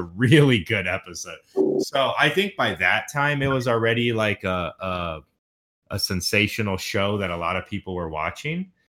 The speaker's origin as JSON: {"language": "English", "town": "Houston", "region": "Texas", "country": "United States", "tie": "born or raised there", "moved": "yes", "said": "growing up in Houston, we had very specific uh, traditions"}